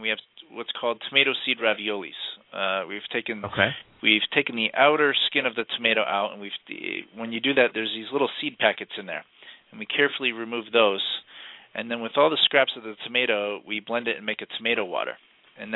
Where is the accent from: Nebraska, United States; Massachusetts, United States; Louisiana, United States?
Massachusetts, United States; moved away as an adult; also born or lived in Huntington, Long Island, New York / Boston / Miami, Florida / Providence, Rhode Island; now in Florida, United States; I'm originally from Massachusetts. That's where I grew up.